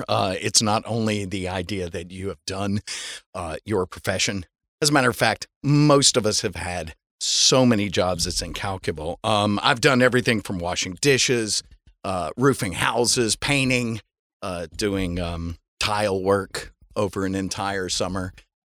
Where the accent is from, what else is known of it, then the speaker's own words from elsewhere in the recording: Atlanta, Georgia, United States; moved away as an adult; now in Los Angeles, United States; I'm not. I'm from Atlanta, Georgia.